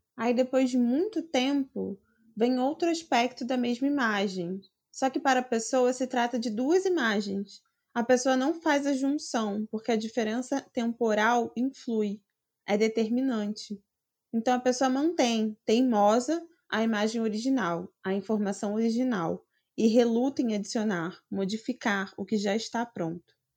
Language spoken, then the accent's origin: Portuguese; Rio de Janeiro, Brazil; eu sou do Rio de Janeiro